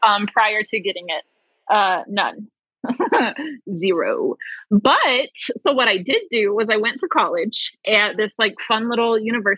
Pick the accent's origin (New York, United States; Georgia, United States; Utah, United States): Utah, United States; I'm from Utah